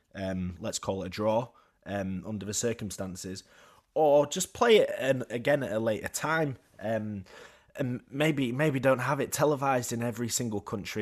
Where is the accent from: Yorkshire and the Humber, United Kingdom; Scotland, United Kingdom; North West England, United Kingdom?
Yorkshire and the Humber, United Kingdom; being brought up in Yorkshire, but uh, being half Scottish, half German